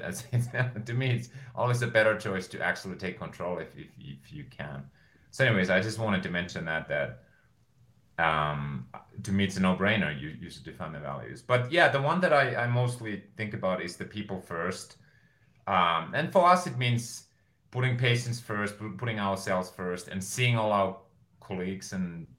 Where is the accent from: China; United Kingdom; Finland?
Finland; moved away as an adult; now in United States; at age 30, I move back to Finland